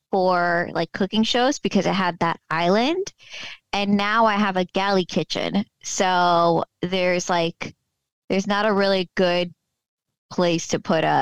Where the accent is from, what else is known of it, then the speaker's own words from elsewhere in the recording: Fort Lauderdale, Florida, United States; So, I moved within the last two years. I moved back home to my hometown, Fort Lauderdale, Florida.